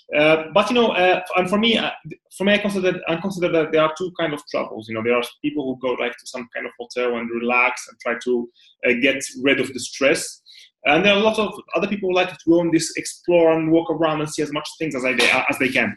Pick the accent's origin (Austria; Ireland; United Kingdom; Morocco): Morocco; moved away as an adult; now in Dubai, United Arab Emirates; I'm originally from Morocco, and uh, I've been pretty much spending like 27 years in Morocco